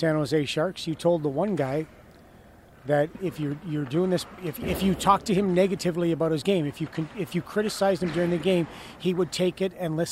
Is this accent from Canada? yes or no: yes; Canada; now in United States; I'm so much more American now than I am Canadian.